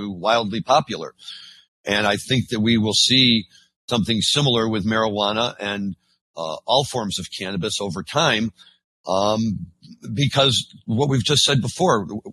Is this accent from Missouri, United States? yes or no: yes; St. Louis, Missouri, United States; I'm from St. Louis or born and raised originally